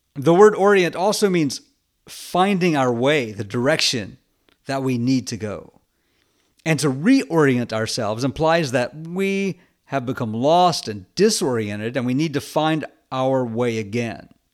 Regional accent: United States; being an American and a Westerner

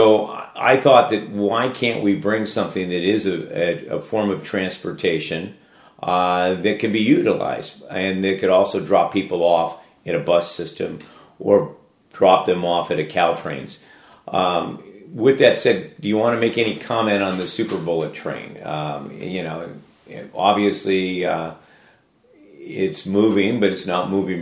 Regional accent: Daly City, California, United States; I grew up in Daly City, one of the largest, or it is the biggest city in the county

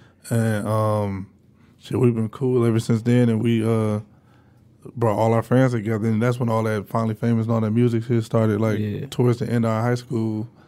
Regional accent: Detroit, Michigan, United States; Well, actually, I'm from Hermit Garden Projects over on Joy Road, Southfield Freeway. And when they tore those down, I actually moved over to a house over on Dexter that my granddad owned.

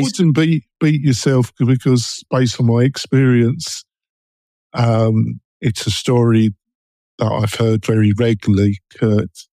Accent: London, United Kingdom; accent: London, East End, Essex boy; I'm English and I've got a London, East End, Essex boy accent

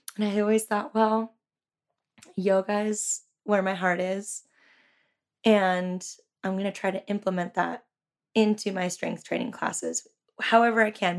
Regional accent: Santa Cruz, California, United States; I was born and raised in Santa Cruz. I went to Santa Cruz High

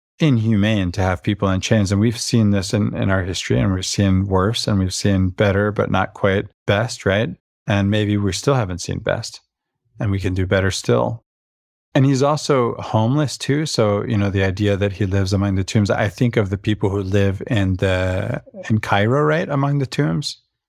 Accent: Venezuela; about the culture I grew up in Venezuela, where we say, un vaso de agua no se le niega a nadie.

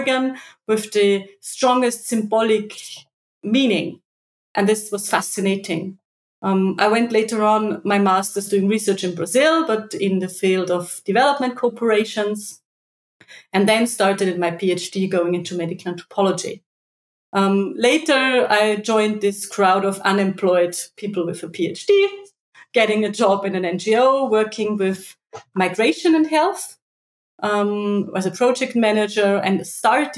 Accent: Austria; I wanted to stay in my home country

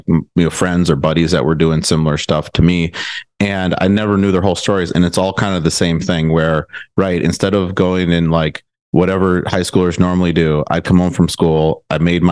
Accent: Milwaukee, Wisconsin, United States; moved away as an adult; also born or lived in Madison, Wisconsin / Chicago, Illinois; now in Austin, United States; I'm from the Milwaukee area, went to high school there, went to college at UW-Madison

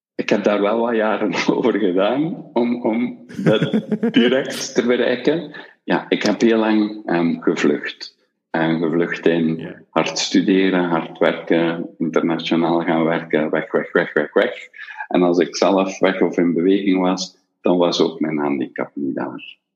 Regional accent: Belgium; wij als Belgen

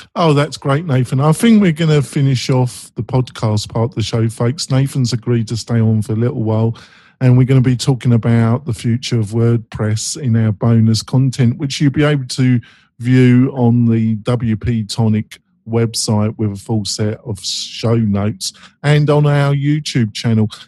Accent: England, United Kingdom; I'm English

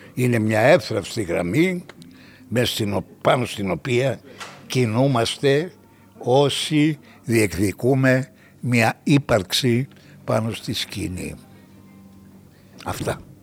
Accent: Greece; ως Έλληνες

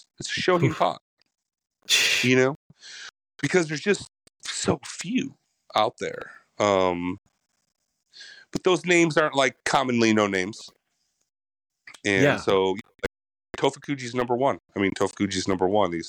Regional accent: Chicago, Illinois, United States; moved away; also born or lived in Michigan; I was born in Michigan, but then grew up on the south side of Chicago

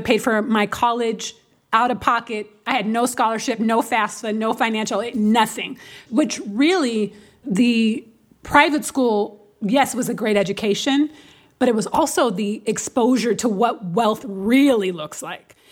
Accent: Seattle, Washington, United States; Because I'm from Seattle, right? Which is, uh, not a very black city at all. It's, especially now, but it was blacker when I grew up.

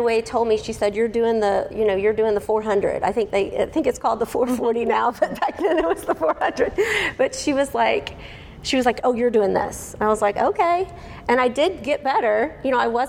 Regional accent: Houston, Texas, United States; now in Frisco, United States; I grew up in Houston

